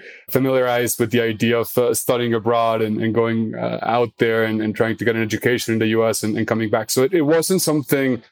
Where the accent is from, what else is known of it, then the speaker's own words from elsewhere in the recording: Mexico City, Mexico; also born or lived in United States / South America; I was mostly raised in Mexico City